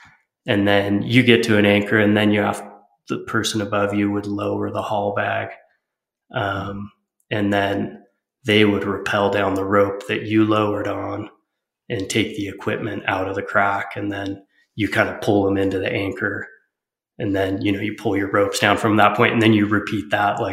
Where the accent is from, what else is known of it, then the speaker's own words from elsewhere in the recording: Lake Arrowhead, California, United States; I grew up in Southern California and Lake Arrowhead, the mountains of San Bernardino